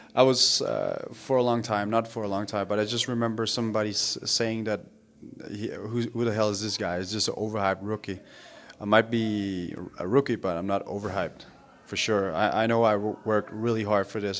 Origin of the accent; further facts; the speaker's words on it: Denmark; moved away; I grew up and I lived in Denmark